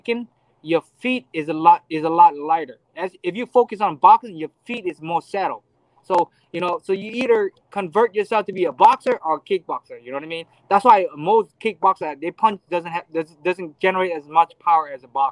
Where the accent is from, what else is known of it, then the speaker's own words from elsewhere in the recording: Hawaii, United States; I grew up in Hawaii